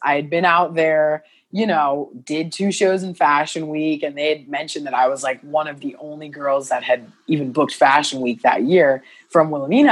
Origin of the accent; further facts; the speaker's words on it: Carbondale, Illinois, United States; moved away as an adult; also born or lived in Columbia, Missouri; now in Los Angeles, United States; I moved to Carbondale, Illinois, mm-hmm. it was a small town southern illinois but great like hometown great place to grow up